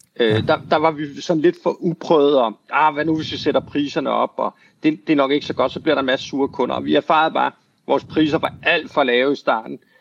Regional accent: Denmark; moved away as an adult; also born or lived in United States

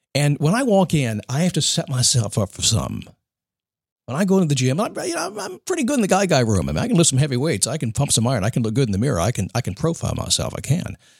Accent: United States; I'm an American

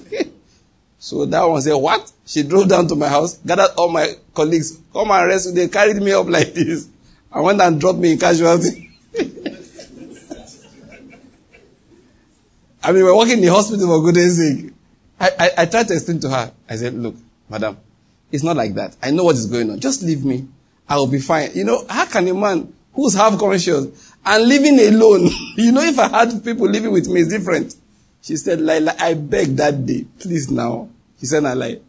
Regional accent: Nigeria; I'm a Nigerian.

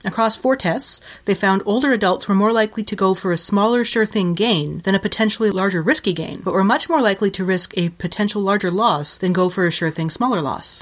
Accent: Ontario, Canada; moved away as an adult; now in Winnipeg, Canada; I was moving back to Ontario

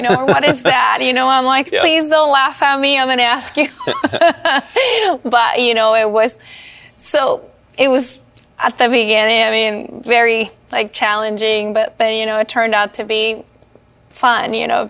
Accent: California, United States; now in Washington, United States; I came from California. Mm-hmm. Moved to Washington to raise a family.

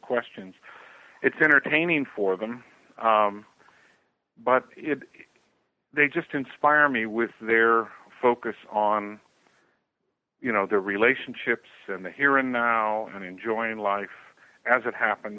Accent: United States; moved away as an adult; also born or lived in Amazon, Brazil; I was raised in American culture, so from that perspective, you know, I am an American

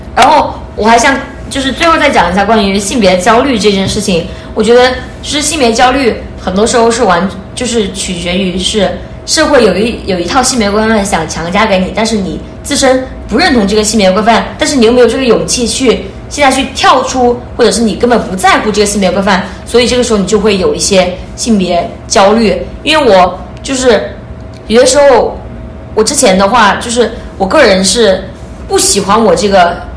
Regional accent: China; moved away as an adult; now in Canada; 我们来自 国内嘛

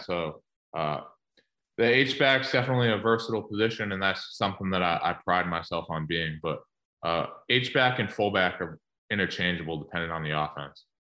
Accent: Massachusetts, United States; moved away as an adult; also born or lived in Michigan; I'm from Massachusetts originally

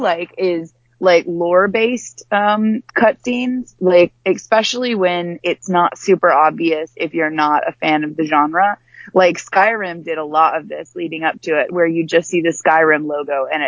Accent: the South, United States; moved away; I'm from the South as well

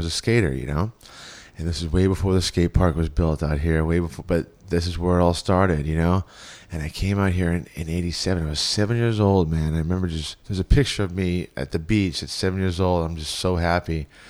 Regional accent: Los Angeles, California, United States; also born or lived in Houston, Texas; I was born in Houston, Texas, and the moment I got this air and this smell of Venice, I was 7 years old. I came out here.

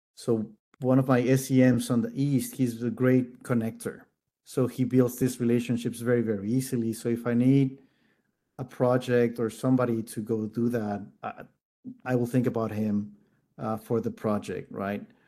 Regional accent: Mexico City, Mexico; also born or lived in Netherlands; being born and raised in Mexico City

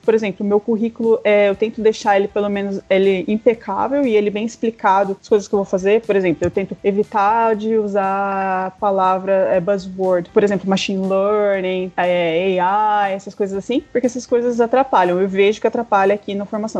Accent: Taubaté, São Paulo, Brazil; moved away as an adult; also born or lived in Campinas, Brazil; now in Toronto, Canada; Eu sou de Taubaté, interior de São Paulo

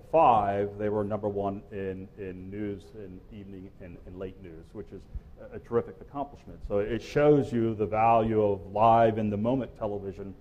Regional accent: Salisbury, Maryland, United States; moved away as an adult; also born or lived in Louisville, Kentucky; Salisbury, Maryland, my hometown

